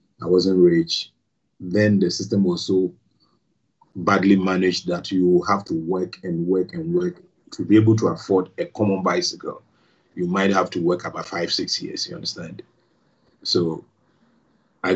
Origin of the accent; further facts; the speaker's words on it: Accra, Greater Accra, Ghana; moved away as an adult; also born or lived in Nkrofu, Ghana; I was born in Ghana, in Accra, and I lived and schooled in Ghana.